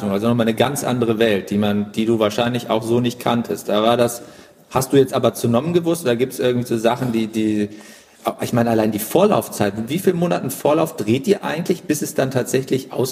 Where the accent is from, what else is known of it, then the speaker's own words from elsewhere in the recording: Cologne, North Rhine-Westphalia, Germany; habe ich ja erlebt hier als Kölner